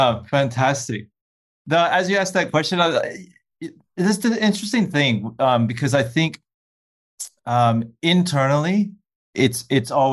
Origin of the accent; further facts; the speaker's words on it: Midwest, United States; moved away as an adult; also born or lived in Los Angeles; I grew up in Midwest, Middle America.